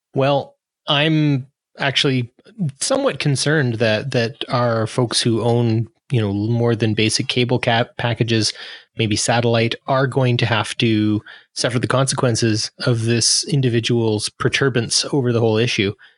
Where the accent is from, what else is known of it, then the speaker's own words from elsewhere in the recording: Canada; I'm a Canadian